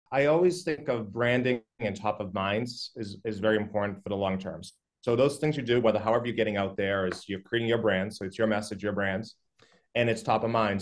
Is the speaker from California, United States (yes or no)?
no; Methuen, Massachusetts, United States; also born or lived in Newburyport; I grew up in Methuen